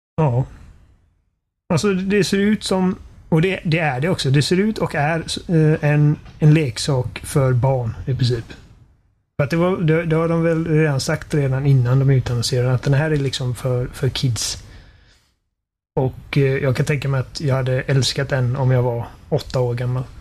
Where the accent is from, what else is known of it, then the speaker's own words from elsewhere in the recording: Sweden; vi är svenskar